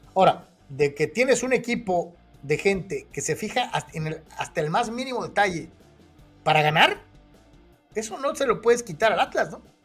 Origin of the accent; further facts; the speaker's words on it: Mexico; como mexicanos